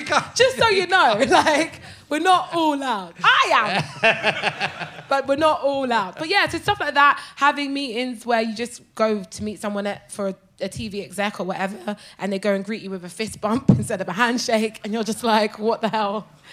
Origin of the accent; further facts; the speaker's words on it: Brighton, South East England, United Kingdom; My mum bought a hotel in Brighton when I was 14. So I grew up in Brighton